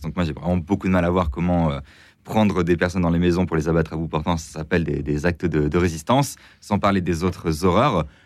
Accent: France; en tant que Français

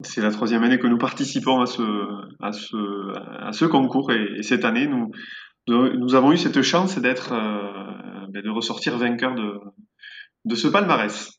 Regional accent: Béarn, Nouvelle-Aquitaine, France; on est des Béarnais avec mon père et on travaille en Béarn

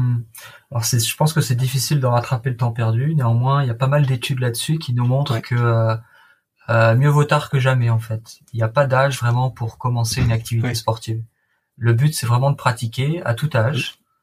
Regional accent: La Seyne-sur-Mer, Provence-Alpes-Côte d'Azur, France; moved away as an adult; also born or lived in Liverpool, United Kingdom; je viens de la Seine-sur-Mer, dans le Var, euh, à côté de Toulon

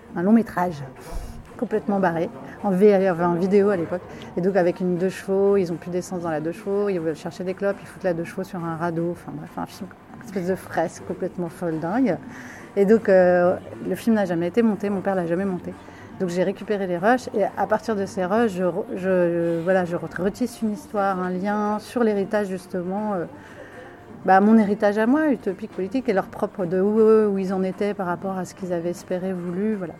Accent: Ardèche, Auvergne-Rhône-Alpes, France; je suis née j'ai grandi en Ardèche

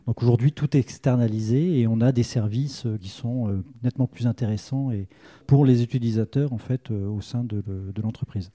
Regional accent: Tours, Centre-Val de Loire, France; moved away as an adult; also born or lived in Paris region; now in Arcachon, France; je suis né à Tours, mes parents habitent encore à Tours. je quitte euh, la Touraine pour partir en région parisienne à l'âge de 20 ans

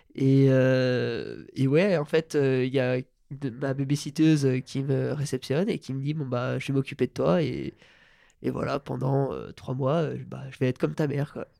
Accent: Maurienne, Auvergne-Rhône-Alpes, France; also born or lived in Bourges / Chamonix; je suis vite retrouvé en Maurienne et là, ça fait, je crois, bientôt 13 ans que, que je vis là-bas

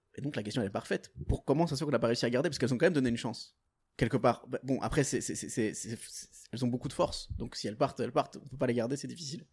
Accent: Portugal; now in Belgium; je suis portugais.

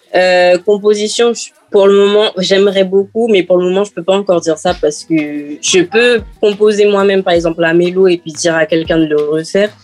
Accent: French Guiana; moved away as an adult; also born or lived in Guadeloupe; now in Metropolitan France; je suis née, j'ai grandi en Guyane.

